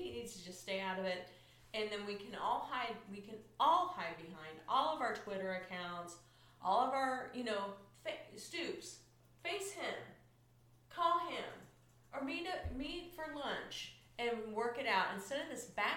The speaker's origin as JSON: {"language": "English", "region": "Midwest", "country": "United States", "tie": "born or raised there", "said": "growing up in the Midwest"}